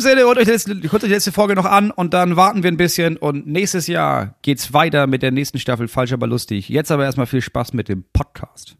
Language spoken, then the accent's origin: German; Germany; als Deutscher